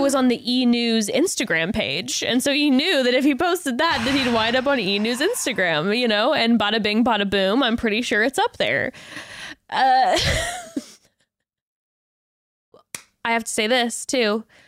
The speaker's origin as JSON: {"language": "English", "region": "West Coast", "country": "United States", "tie": "born or raised there", "said": "born and raised on the West Coast"}